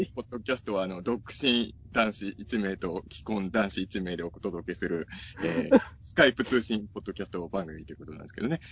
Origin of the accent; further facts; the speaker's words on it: Ibaraki, Japan; now in Tokyo, Japan; 僕の地元、まあ、茨城